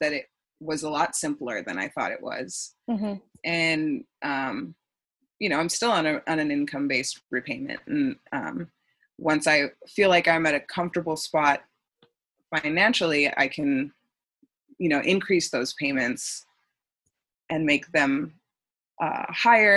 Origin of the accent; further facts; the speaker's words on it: Texas, United States; moved away as an adult; now in Boston, United States; I'm from Texas, and I was in the process of moving across the country